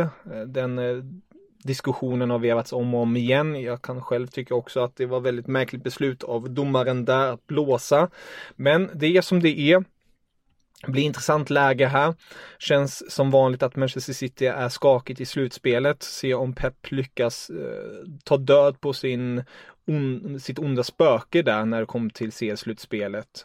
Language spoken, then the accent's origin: Swedish; Germany; jag är tysk